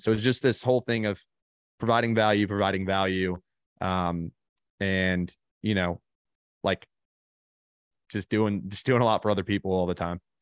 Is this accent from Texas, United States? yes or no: no; Birmingham, Alabama, United States; I grew up in Birmingham, Alabama